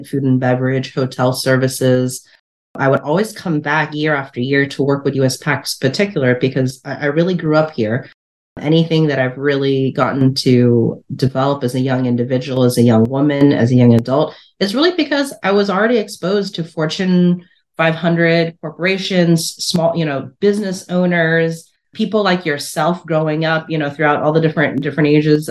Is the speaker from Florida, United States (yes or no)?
no; Northern Virginia, United States; So I grew up in Northern Virginia. I'm a Virginian at heart